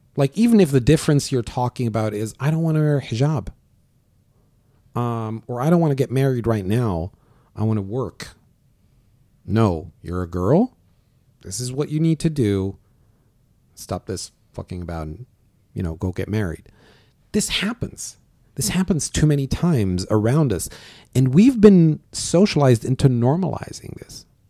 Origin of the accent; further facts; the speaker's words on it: Syria; moved away as an adult; also born or lived in Germany; now in Canada; I was not born in Syria, but I lived in Syria as of seven years old